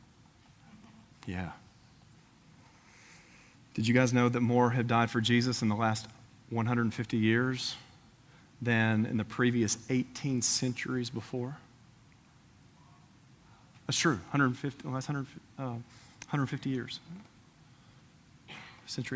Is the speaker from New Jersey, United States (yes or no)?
no; Tennessee, United States; Tennessee, I'm from Tennessee